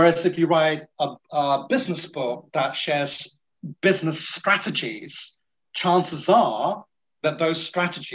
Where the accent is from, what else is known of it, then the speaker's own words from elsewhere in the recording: Singapore; now in United Kingdom; I'm from Singapore